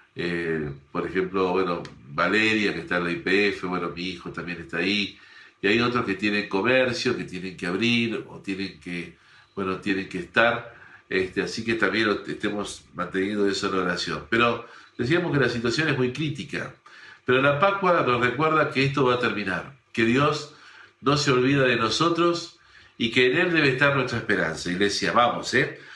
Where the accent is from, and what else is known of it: Argentina